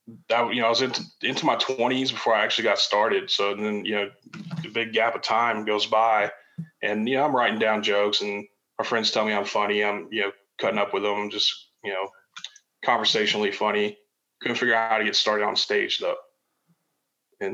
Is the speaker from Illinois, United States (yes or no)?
yes; Chicago, Illinois, United States; now in Nashville, United States; as a kid, I grew up in Chicago. That's where I'm from originally, and I live in Nashville now